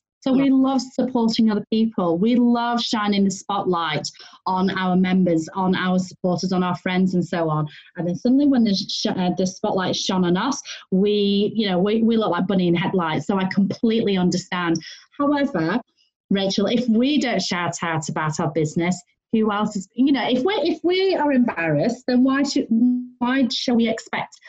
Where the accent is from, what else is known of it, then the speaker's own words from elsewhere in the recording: United Kingdom; I'm female, I'm Chinese, I'm British